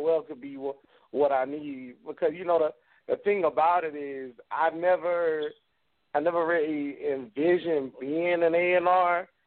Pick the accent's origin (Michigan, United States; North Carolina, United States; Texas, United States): North Carolina, United States; Wilmington; I'm from Wilmington, North Carolina.